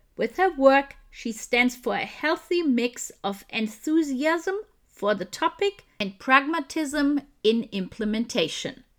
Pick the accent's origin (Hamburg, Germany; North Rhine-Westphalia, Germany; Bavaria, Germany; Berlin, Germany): Bavaria, Germany; Munich; moved away; I grew up in Munich too.